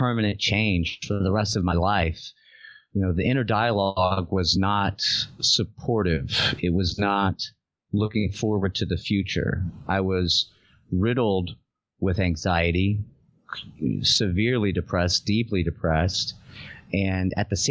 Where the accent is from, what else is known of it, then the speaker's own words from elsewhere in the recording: Southern Louisiana, United States; I'm from Southern Louisiana in the United States